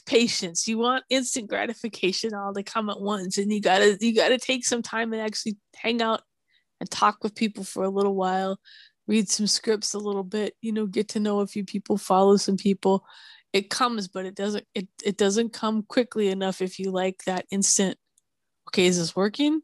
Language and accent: English; Minneapolis, Minnesota, United States; now in California, United States; I grew up in snow country